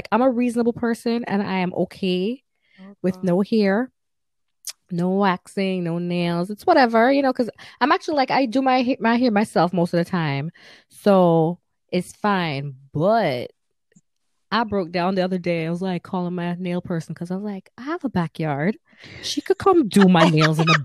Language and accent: English; Jamaica; I'm from Jamaica, and I literally, like, we have people that come to our house and we're out on the veranda doing nails